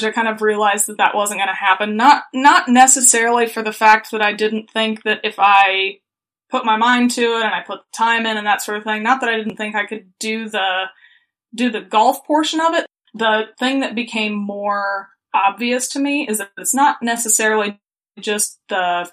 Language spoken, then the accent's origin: English; Muncie, Indiana, United States; also born or lived in Missouri; Yeah, so I actually was born and raised in Muncie, Indiana.